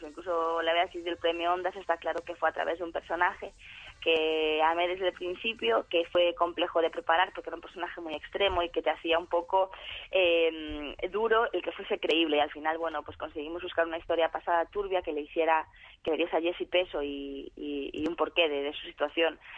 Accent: Galicia, Spain; moved away as an adult; hace cuatro años me fui de Galicia y el hecho abandonar mi casa y mi familia

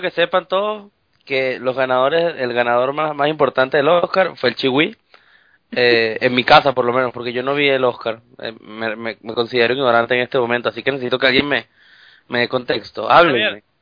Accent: Venezuela; moved away; soy el pueblo venezolano

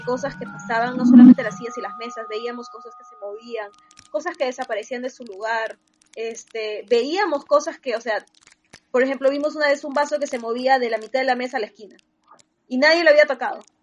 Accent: Trujillo, La Libertad, Peru; mi tierra, de Trujillo.

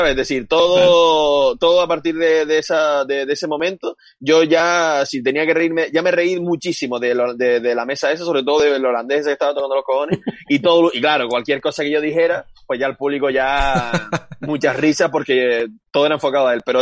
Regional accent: Fuerteventura, Canary Islands, Spain; yo siendo majorero

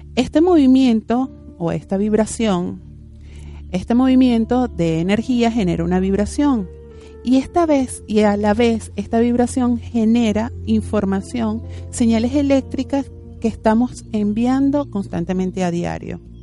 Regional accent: Venezuela; now in Argentina; Nosotros en Venezuela, si ustedes no saben, yo soy venezolana

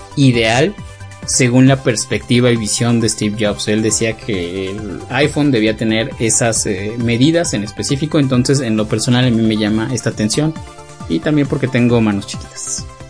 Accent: Mexico; nosotros como mexicanos

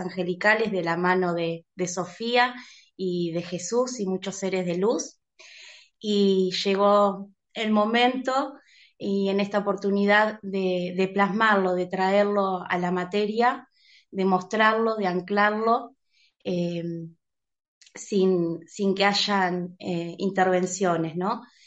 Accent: Uruguay; estoy en Uruguay, eh, nací en Uruguay

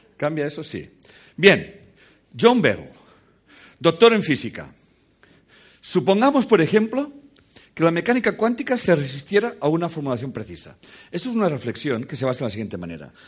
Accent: Catalonia, Spain; soy catalán

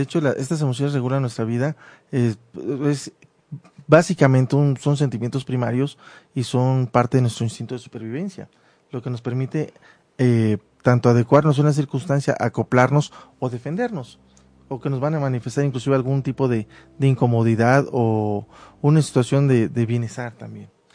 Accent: Mexico; como mexicano

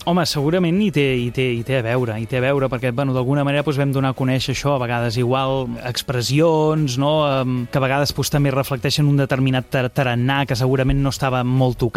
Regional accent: Terrassa, Catalonia, Spain; born there; jo sóc nascut a Terrassa, però però la meva família és lleidatana

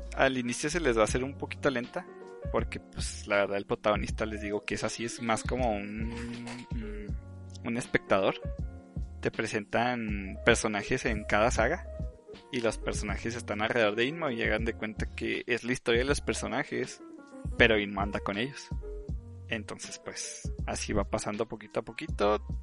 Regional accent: Mexico; somos de México

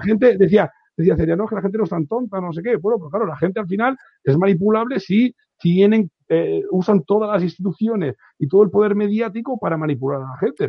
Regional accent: Catalonia, Spain; como catalán que soy

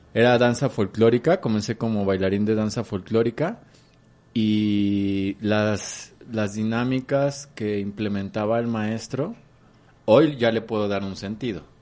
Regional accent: Xalapa, Veracruz, Mexico; moved away; Yo soy originario de Jalapa, Veracruz

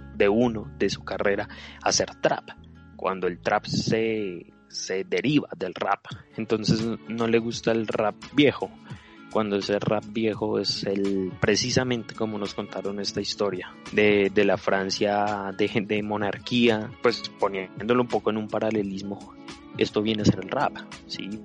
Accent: Colombia; somos latinos, somos colombianos

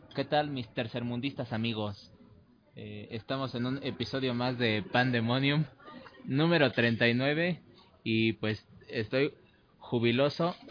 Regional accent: Mexico

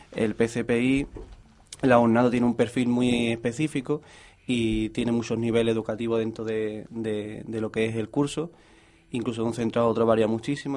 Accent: Lepe, Andalusia, Spain; now in Jerez de la Frontera, Spain; yo soy de Lepe

